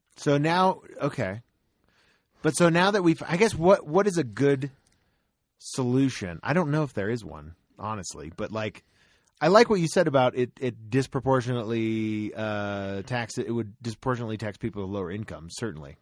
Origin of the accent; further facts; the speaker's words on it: Tennessee, United States; moved away; also born or lived in Florida; my home state is Tennessee, technically